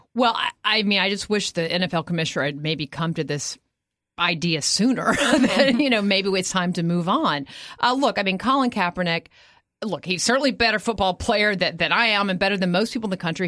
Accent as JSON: {"language": "English", "region": "Texas", "country": "United States", "tie": "born or raised there", "moved": "yes", "said": "I am from Texas"}